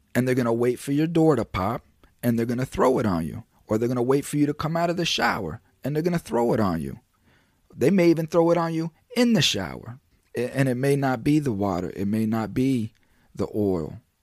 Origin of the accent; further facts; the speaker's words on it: Florida, United States; I'm from Florida